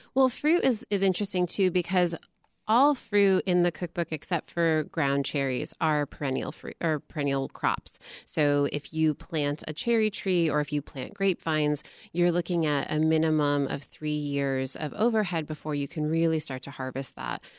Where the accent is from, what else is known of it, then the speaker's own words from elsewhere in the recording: Michigan, United States; I grew up in Michigan, and Michigan is the second most agriculturally diverse state in the nation